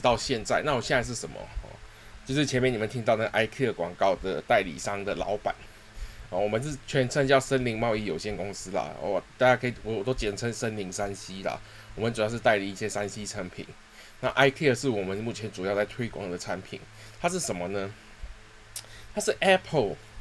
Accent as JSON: {"language": "Chinese", "country": "Singapore", "tie": "born or raised there", "said": "我是土生土长的新加坡人啦， 然后从，呃，从小就是在新加坡长大，然后我第一次来到台湾是十，十七岁的时候，那时候还未成年"}